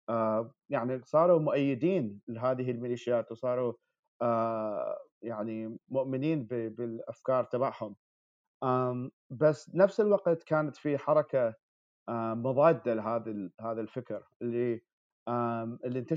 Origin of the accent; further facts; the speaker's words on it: Baghdad, Baghdad Governorate, Iraq; now in New York, United States; انا من مواليد 1991 آه، من محافظه باب اللي هي محافظه جنوب جنوب بغداد لكن ربيت في في في العاصمه في بغداد